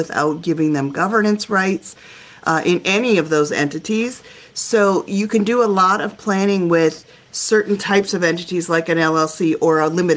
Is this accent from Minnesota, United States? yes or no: yes; Minnesota, United States; I'm from Minnesota